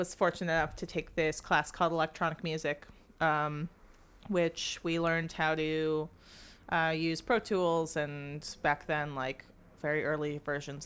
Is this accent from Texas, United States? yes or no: no; Los Angeles, California, United States; I grew up in Los Angeles